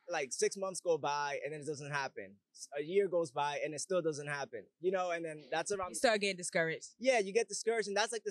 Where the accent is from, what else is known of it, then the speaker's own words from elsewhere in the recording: Bronx, New York, United States; Yeah, I'm from the Bronx actually. I was born in New York, born and raised. And that, but I moved around a lot though, so my sound changed because I moved way too much.